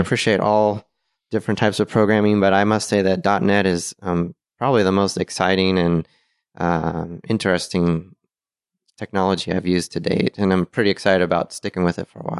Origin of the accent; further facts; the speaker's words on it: Portland, Oregon, United States; moved away; I'm from Portland, Oregon